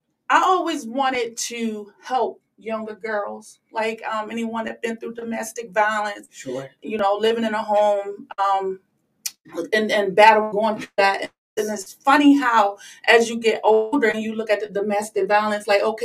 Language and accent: English; Camden, New Jersey, United States; now in Maryland, United States; I'm originally from Camden, New Jersey. But then here in Maryland, 20 years